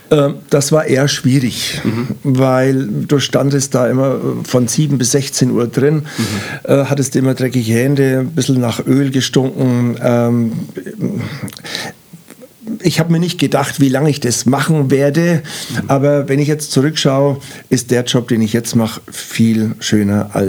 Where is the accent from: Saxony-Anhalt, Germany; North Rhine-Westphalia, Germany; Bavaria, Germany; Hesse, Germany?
Bavaria, Germany; Rednitzhembach; also born or lived in Nuremberg; aber aufgewachsen in Rednitzembach. Und ja, habe ich noch einen Bruder und da hat man eine schöne Jugend bei uns im kleinen Dorf Rednitzembach.